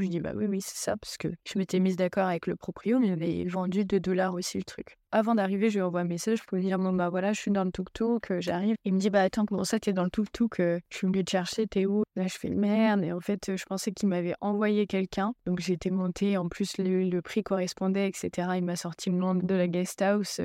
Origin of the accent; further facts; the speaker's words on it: France; moved away as an adult; now in Kampong Cham, Cambodia; chez nous en France